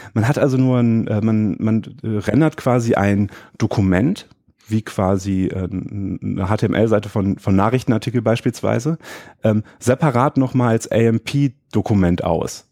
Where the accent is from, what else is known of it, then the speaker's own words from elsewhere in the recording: Düsseldorf, North Rhine-Westphalia, Germany; Hier in Düsseldorf, wo ich herkomme